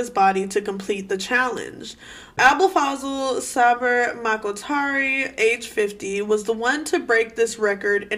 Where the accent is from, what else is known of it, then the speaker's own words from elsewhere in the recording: Washington, United States; I'm from Washington State